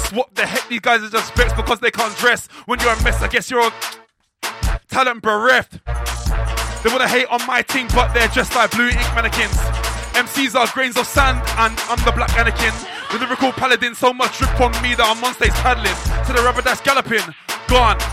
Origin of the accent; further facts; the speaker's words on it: London, United Kingdom; I'm from London town specifically, that's north of the river.